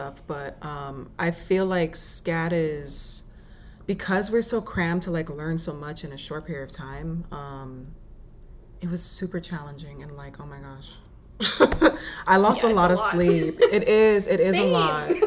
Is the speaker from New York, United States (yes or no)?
yes; New York, United States; moved away; also born or lived in Florida / Savannah, Georgia / Atlanta, Georgia; I'm here in New York now. This is actually my hometown